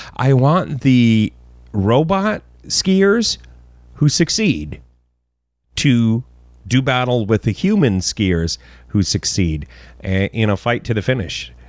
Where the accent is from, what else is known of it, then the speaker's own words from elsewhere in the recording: Canada; as a Canadian